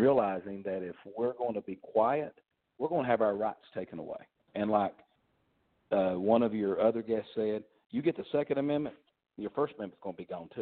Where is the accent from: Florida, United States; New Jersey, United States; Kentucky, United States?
Kentucky, United States; moved away; I'm from originally from Kentucky. My family were coal miners.